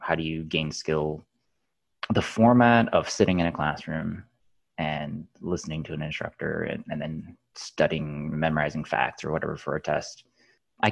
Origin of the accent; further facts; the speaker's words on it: Southeast Michigan, United States; moved away as an adult; now in San Francisco, United States; I grew up in Southeast Michigan